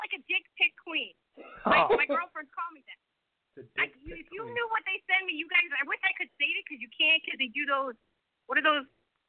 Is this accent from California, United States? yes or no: no; Buffalo, New York, United States; accent: Buffalo; now in Ohio, United States; My accent's a Buffalo accent.